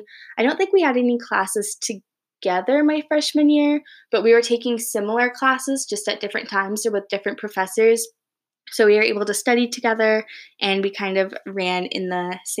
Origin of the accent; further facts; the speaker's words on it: Grand Rapids, Michigan, United States; also born or lived in East Lansing, Michigan / Ann Arbor, Michigan; I'm originally from Grand Rapids, Michigan